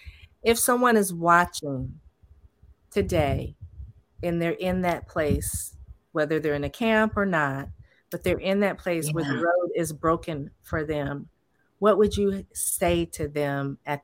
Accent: California, United States; I'm from California

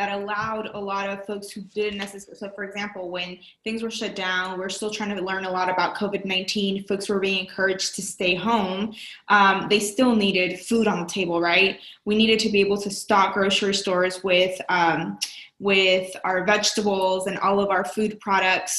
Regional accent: Texas, United States; as a Texan

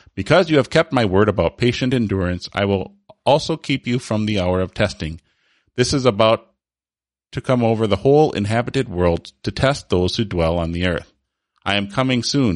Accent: Holland, Michigan, United States; I was born in Holland, Michigan, which is, you know, a huge reformed

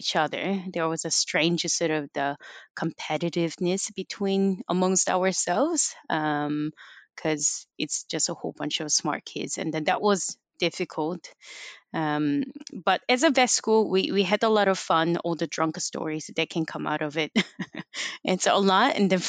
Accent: Canada; moved away as an adult; Well, I came from Canada and I didn't have any family. So basically I came here by myself to study.

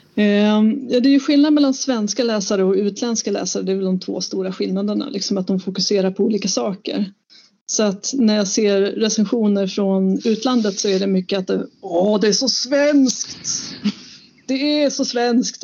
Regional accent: Sweden; Jag kan ju göra det som vit svensk

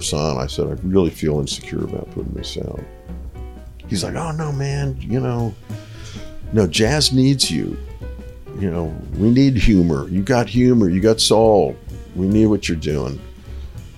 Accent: Rhode Island, United States; moved away as an adult; now in Nashville, United States; my home state

